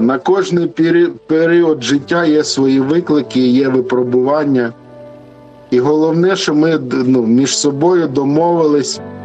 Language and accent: Ukrainian; Luhansk Oblast, Ukraine; moved away as an adult; now in Lviv, Ukraine; ми родом з Луганщини, а зараз живемо у Львові за тисячу кілометрів від батьків